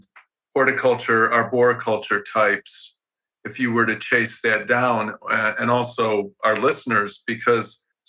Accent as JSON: {"language": "English", "town": "Philadelphia", "region": "Pennsylvania", "country": "United States", "said": "As a Philadelphian"}